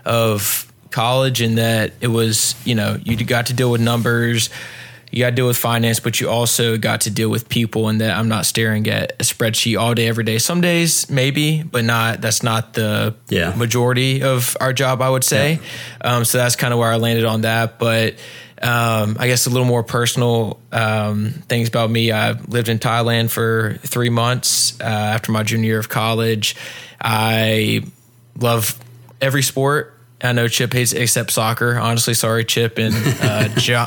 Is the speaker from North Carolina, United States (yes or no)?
yes; Pinehurst, North Carolina, United States; also born or lived in Wilmington, North Carolina / Raleigh, North Carolina; I grew up about an hour south of here in Pinehurst, North Carolina